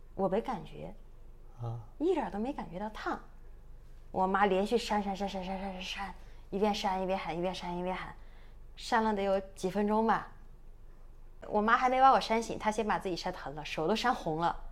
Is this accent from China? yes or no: yes; Sichuan, China; accent: Sichuanese; 我们四川话里边叫 娘娘